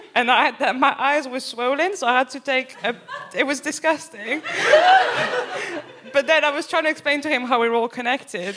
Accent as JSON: {"language": "English", "town": "Paris", "region": "Île-de-France", "country": "France", "also_born_or_lived": "Birmingham", "moved": "as an adult", "lives_now": "England", "said": "I'm from Paris"}